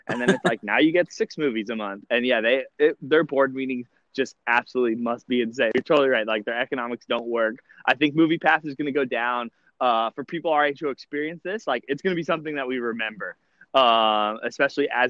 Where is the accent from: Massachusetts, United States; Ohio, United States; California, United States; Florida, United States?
California, United States; moved away; I grew up in California